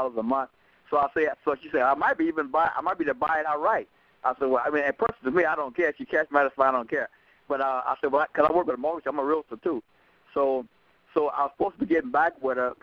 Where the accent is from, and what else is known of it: Louisiana, United States